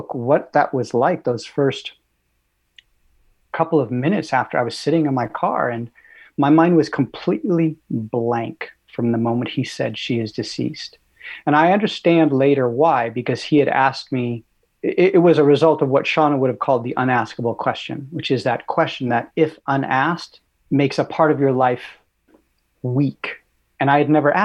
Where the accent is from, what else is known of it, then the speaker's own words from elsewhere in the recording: Los Angeles, California, United States; I grew up in Santa Monica Canyon, California, so I was a little surfer boy.